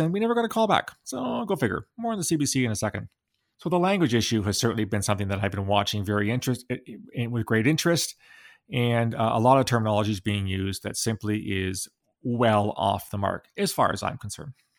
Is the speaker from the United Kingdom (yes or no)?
no; Canada; I'm a very proud Canadian